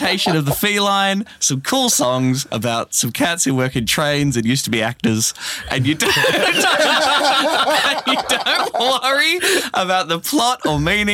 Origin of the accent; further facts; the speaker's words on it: Warrnambool, Victoria, Australia; moved away; Warrnambool, my hometown in country Victoria